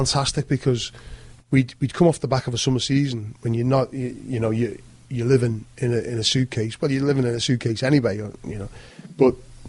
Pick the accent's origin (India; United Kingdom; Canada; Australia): United Kingdom; England; And I've always felt, growing up in England, where the dressing rooms were sanctuary.